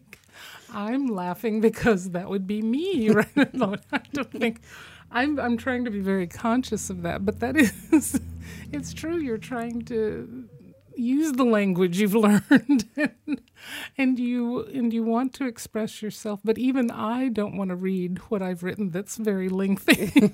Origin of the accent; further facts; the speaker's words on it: Midwest, United States; I'm from the Midwest